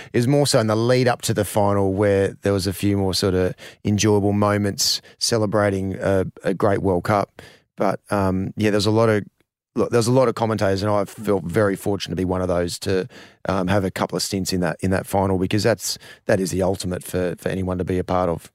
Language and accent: English; Australia; as an Australian cricketer